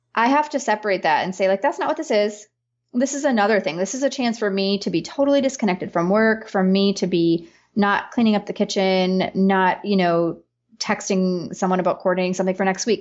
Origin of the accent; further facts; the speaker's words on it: northern peninsula of Michigan, United States; moved away as an adult; where I live and where I'm from, I've moved back to my hometown a couple years ago, is in the northern peninsula of Michigan.